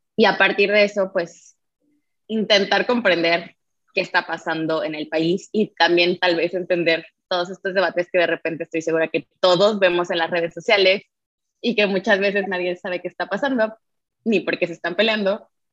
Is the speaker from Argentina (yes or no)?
no; Mexico; ser mujer en México